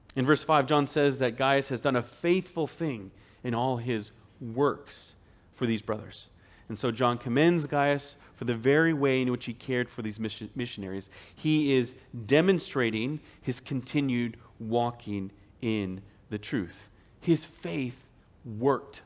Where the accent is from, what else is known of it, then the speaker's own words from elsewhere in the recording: Spokane, Washington, United States; moved away; back in Spokane, Washington, where I'm from